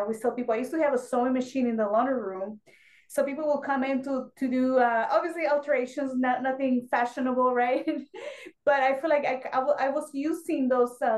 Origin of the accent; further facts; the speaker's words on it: Mexico; English is a second language; moved away as an adult; now in United States; I was born and raised in Mexico, so I didn't speak English.